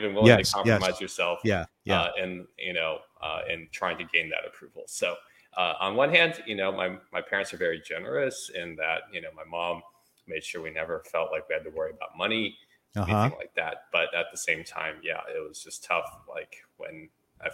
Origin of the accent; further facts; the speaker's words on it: United States; I'm an American citizen, right? Because I was born in the US